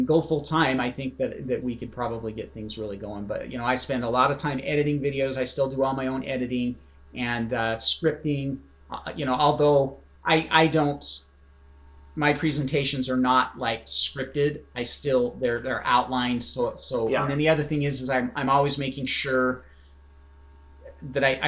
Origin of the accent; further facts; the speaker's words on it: Idaho, United States; I grew up in Idaho